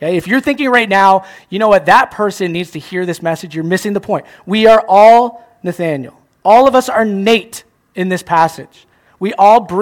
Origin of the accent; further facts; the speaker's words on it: Chatham, Ontario, Canada; now in Cambridge, Canada; I'm from Chatham